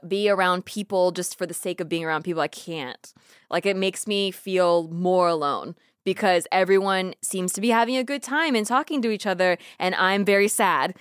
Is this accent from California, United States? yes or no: yes; Santa Barbara, California, United States; grew up in Santa Barbara, like a beach town